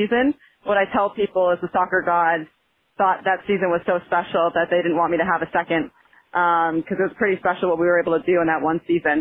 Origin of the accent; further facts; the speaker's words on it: Ludlow, Massachusetts, United States; moved away as an adult; also born or lived in New London, Connecticut; I'm originally from Western Massachusetts, Ludlow, or born and raised Springfield area